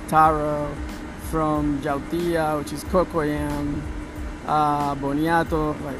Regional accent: Puerto Rico; Puerto Rico. Yeah, I'm originally from Puerto Rico.

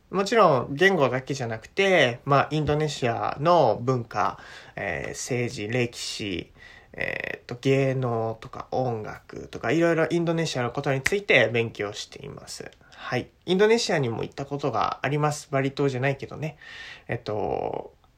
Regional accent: Japan; 国籍は日本、ジャパン

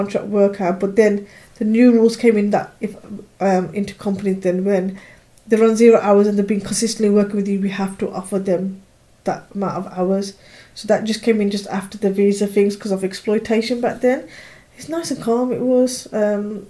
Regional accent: United Kingdom; as a British person

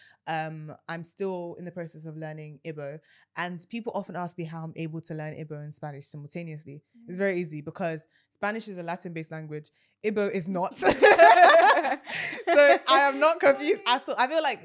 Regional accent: London, United Kingdom; I'm Nigerian, born and raised in London, but originally from Imo State in the southeast of Nigeria

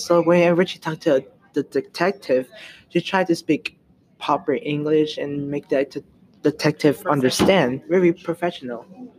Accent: United States; I have problem speaking language in Spanish and English. I was born in America

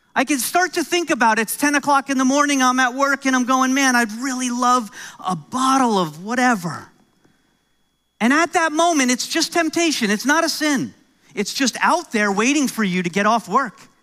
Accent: New York, United States; accent: American; now in Canada; I'm originally from New York, so I'm American

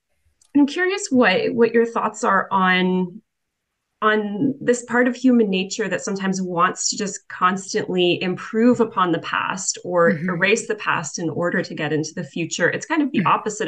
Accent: Toronto, Ontario, Canada; moved away as an adult; I'm originally from Toronto

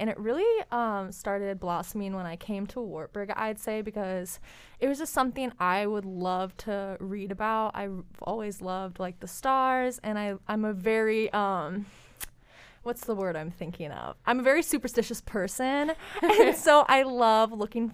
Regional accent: Newton, Iowa, United States; I am from Newton, Iowa

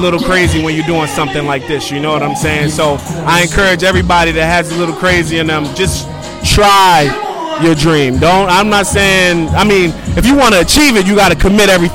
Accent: New Jersey, United States; also born or lived in Lawnside, New Jersey; I'm from South Jersey, all over

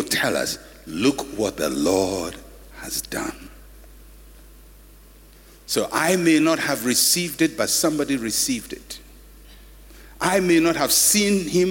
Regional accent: Ghana; I'm a Ghanaian

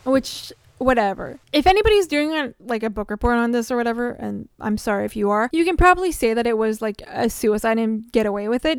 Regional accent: Canada; as a Canadian

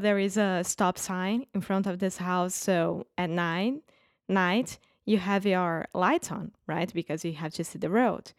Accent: Brazil; English is a second language; moved away as an adult; my first Halloween outside Brazil

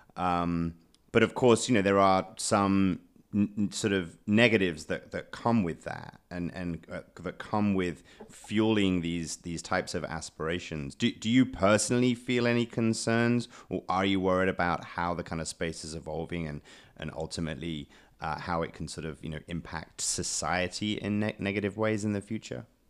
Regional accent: United Kingdom; I'm British

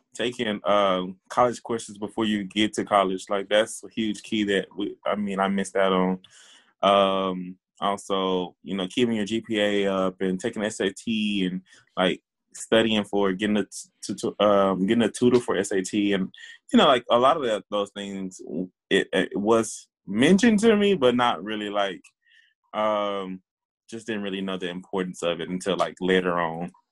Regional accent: Waco, Texas, United States; also born or lived in Hillsboro, Texas; I live in Waco, Texas, and work um, yeah, I grew up here in Waco. I went to Waco ISD my whole life

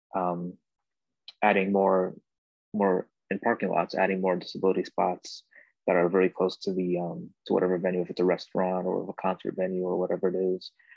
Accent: New York, United States; moved away; growing up since I was been from New York as well, I lived there for about seven years

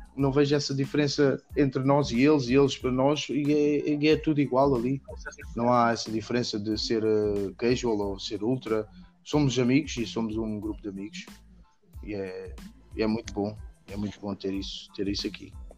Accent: Portugal; now in Netherlands; eu sou português

